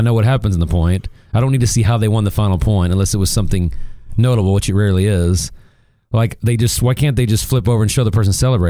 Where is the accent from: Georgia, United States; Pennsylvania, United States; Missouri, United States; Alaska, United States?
Missouri, United States; now in Dallas, United States; I was born in Missouri, and Missouri is no good in basketball anymore. And we don't have a big Division I college here in Dallas